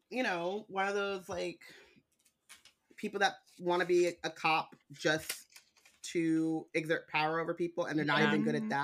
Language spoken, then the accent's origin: English; California, United States; I'm from California.